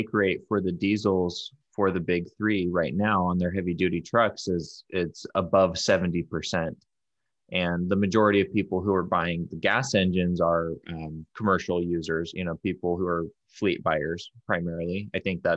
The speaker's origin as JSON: {"language": "English", "region": "Utah", "country": "United States", "tie": "born or raised there", "said": "I grew up in Utah. So we grew up in Utah."}